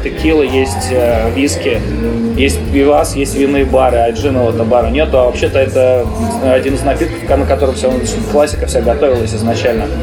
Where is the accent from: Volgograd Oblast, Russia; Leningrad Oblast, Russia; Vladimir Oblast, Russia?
Leningrad Oblast, Russia; Slantsy; moved away as an adult; also born or lived in Siberia; now in Saint Petersburg, Russia; я из Сланцев, я в Сибири родился, а в Ленобласти город Сланцы есть